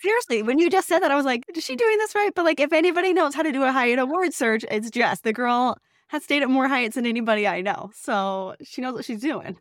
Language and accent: English; Northern California, United States; I grew up in Northern California